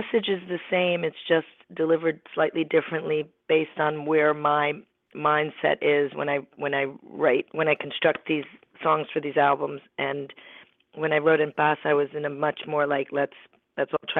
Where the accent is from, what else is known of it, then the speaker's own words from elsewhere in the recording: New York City, New York, United States; also born or lived in Ecuador; I was born in Ecuador, but I grew up in New York City